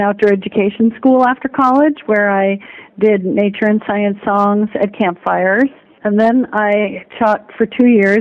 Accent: Bay Area, California, United States; also born or lived in Lake County, California; I grew up in the Bay Area, and I now live in Lake County, north of Napa

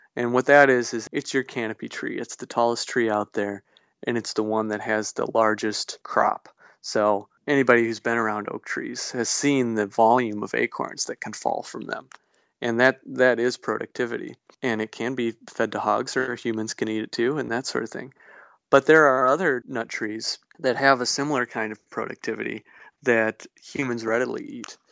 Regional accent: Gays Mills, Wisconsin, United States; I grew up near the Gays Mills area

